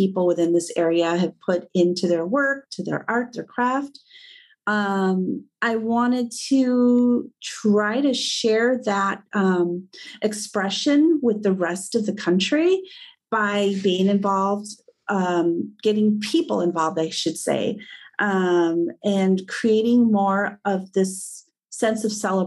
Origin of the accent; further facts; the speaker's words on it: Midwest, United States; I was born and raised in the Midwest.